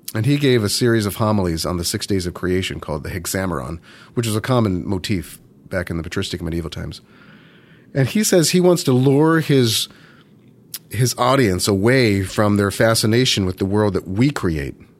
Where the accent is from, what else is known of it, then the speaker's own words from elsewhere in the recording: Baltimore, Maryland, United States; moved away as an adult; I was born and raised in, in Baltimore, Maryland